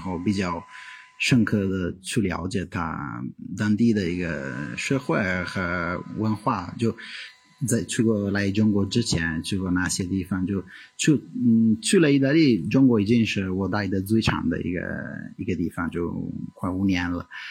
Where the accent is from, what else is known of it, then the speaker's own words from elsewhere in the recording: Italy; Chinese is a second language; moved away as an adult; now in China; 我来自意大利，我在中国待了大概五年